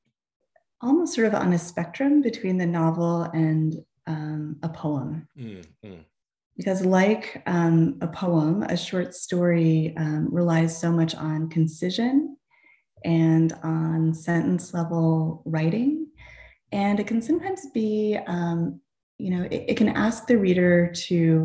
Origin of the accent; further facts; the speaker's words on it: New England, United States; moved away as an adult; also born or lived in Boston / Tucson, Arizona; growing up in New England, going to college in New England, and then living in Boston after college